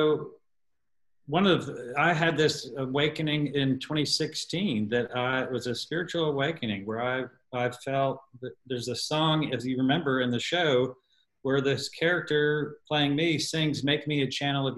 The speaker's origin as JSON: {"language": "English", "town": "New York City", "region": "New York", "country": "United States", "also_born_or_lived": "Texas", "moved": "yes", "lives_now": "Austin, United States", "said": "I'm from New York City"}